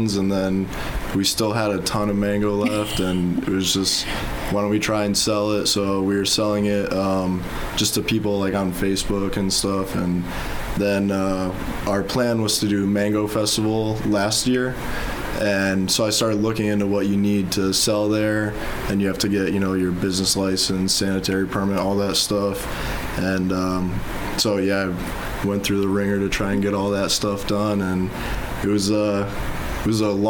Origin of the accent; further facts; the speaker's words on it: Wethersfield, Connecticut, United States; moved away as an adult; now in Guam; I'm originally from Wethersfield, Connecticut